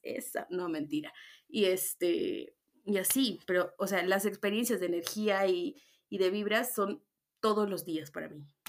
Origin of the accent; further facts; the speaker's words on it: Puerto Maldonado, Madre de Dios, Peru; moved away as an adult; now in Arequipa, Peru; yo soy de Puerto Maldonado. Eso, ñañitos, yo soy de la selva.